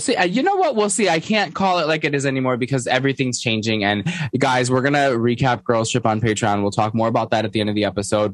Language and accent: English; New York, United States; I'm a New Yorker.